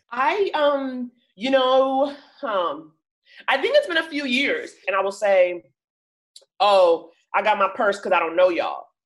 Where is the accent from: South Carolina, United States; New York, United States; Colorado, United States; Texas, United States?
New York, United States; moved away as an adult; now in Los Angeles, United States; I grew up in Harlem